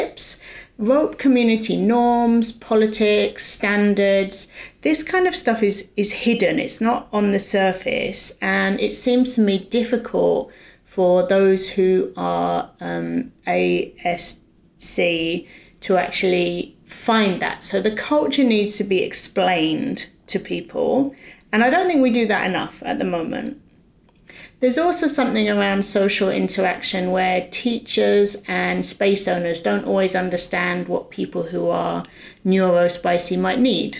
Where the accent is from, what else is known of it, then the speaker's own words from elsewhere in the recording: United Kingdom; I'm British probably, and we speak in a more roundabout way